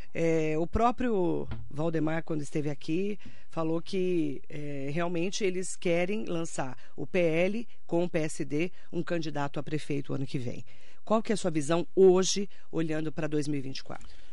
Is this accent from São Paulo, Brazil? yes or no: yes; Mogi das Cruzes, São Paulo, Brazil; para nós que somos de Mogi das Cruzes